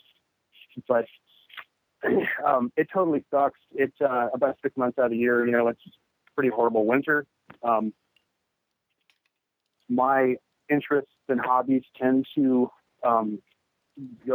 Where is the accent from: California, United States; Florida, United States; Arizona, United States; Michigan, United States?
California, United States; Northern; moved away as an adult; now in Minnesota, United States; I'm from Northern California originally, born and raised